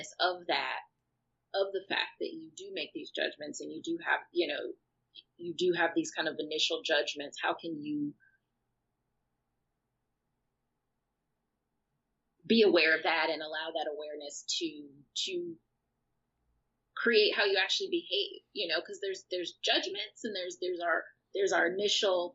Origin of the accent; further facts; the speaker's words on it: outside of Chicago, Illinois, United States; moved away; also born or lived in Los Angeles, United States; growing up outside of Chicago